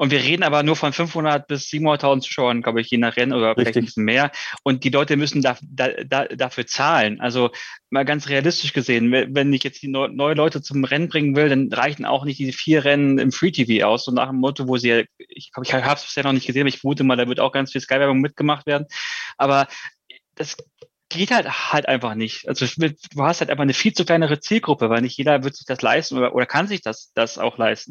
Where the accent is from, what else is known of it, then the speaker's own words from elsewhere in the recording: Germany; wir sind einfach als Deutsche